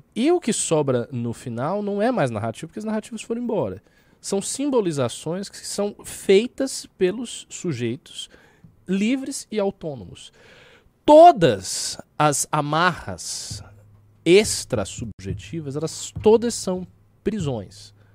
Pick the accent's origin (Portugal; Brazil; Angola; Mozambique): Brazil; Salvador, Bahia; now in São Paulo, Brazil; Eu venho de Salvador, pô, Salvador é uma metrópole e tal. Eu, eu já, quando eu cheguei aqui, eu já senti a diferença.